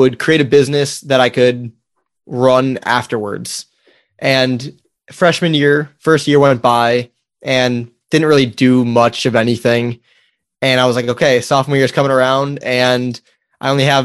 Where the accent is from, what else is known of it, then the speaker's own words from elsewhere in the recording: Wisconsin, United States; moved away; I grew up in Wisconsin